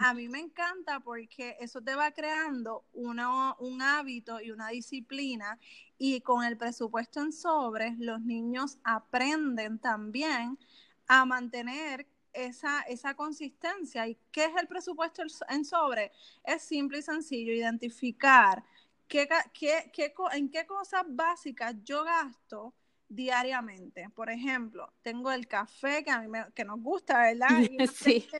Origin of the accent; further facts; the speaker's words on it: Canóvanas, Puerto Rico; Pues yo soy de Canóvanas, Puerto Rico.